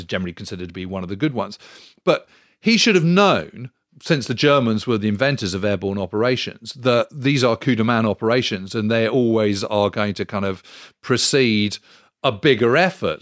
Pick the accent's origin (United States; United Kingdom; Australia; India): United Kingdom; being British